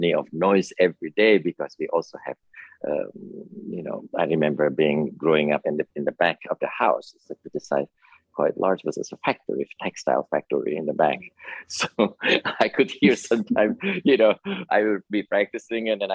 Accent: Bandung, West Java, Indonesia; now in New York, United States; I grew up in a city of called Bandung, named Bandung. It's about 100 miles south of Jakarta

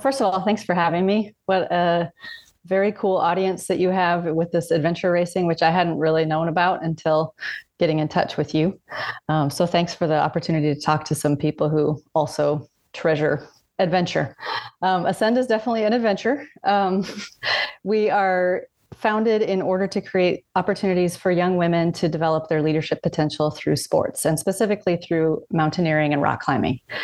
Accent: Columbia River Gorge, Washington, United States; moved away as an adult; I grew up in Washington State in the Columbia River Gorge.

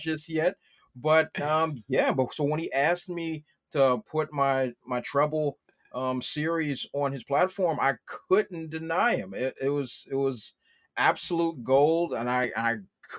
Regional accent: Washington, District of Columbia, United States; I grew up in Washington, D.C.

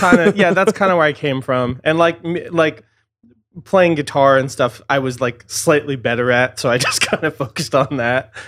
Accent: suburban Massachusetts, United States; moved away; grew up sort of in, like, suburban Massachusetts

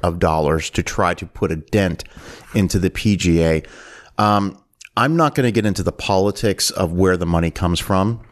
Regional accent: Canada; moved away; I'm originally from Canada

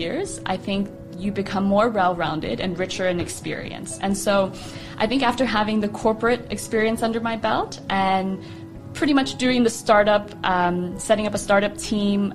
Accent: Austin, Texas, United States; moved away as an adult; also born or lived in Amsterdam; now in Dubai, United Arab Emirates; So I'm born and raised in Austin, Texas.

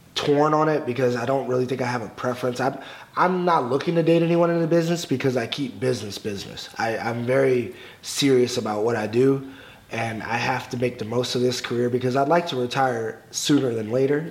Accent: Alexandria, Virginia, United States; growing up in Alexandria, Virginia, not a lot of people were watching wrestling

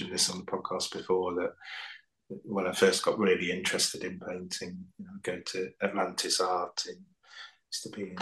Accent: the Fens, East of England, United Kingdom; moved away as an adult; also born or lived in London; I grew up in the Fens

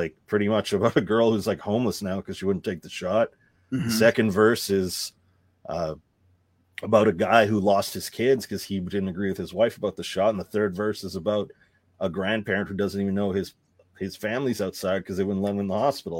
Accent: Canada; I was raised in Canada.

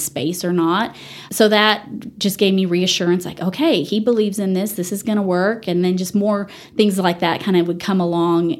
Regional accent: Dallas, Texas, United States; moved away as an adult; also born or lived in Canyon, Texas; now in Amarillo, United States; I grew up in the Dallas area

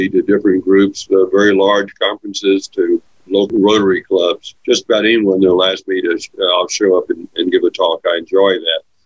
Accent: McAllen, Texas, United States; I grew up in McAllen, Texas, South Texas

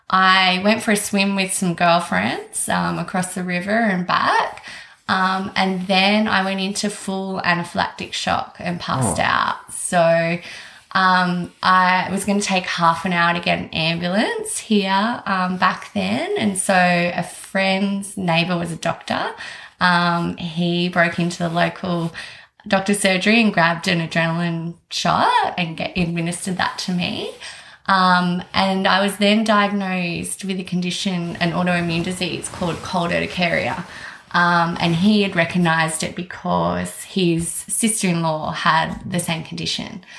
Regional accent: South Coast, New South Wales, Australia; also born or lived in Sydney; I'm from the South Coast. I'm born down here. Grew up here, went to uni here, moved to Sydney for a little bit for work.

